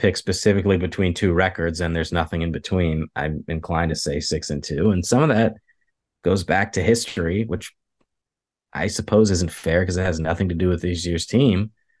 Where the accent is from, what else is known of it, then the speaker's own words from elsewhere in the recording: Kansas, United States; moved away; I grew up in Kansas.